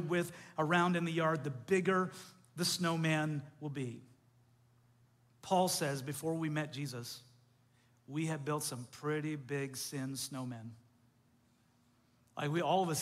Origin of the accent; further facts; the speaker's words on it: Canada; moved away; I grew up in Canada